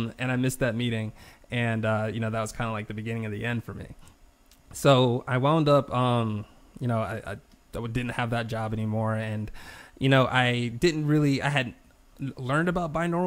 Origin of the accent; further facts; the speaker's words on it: South Carolina, United States; also born or lived in Buffalo, New York; They raised me in South Carolina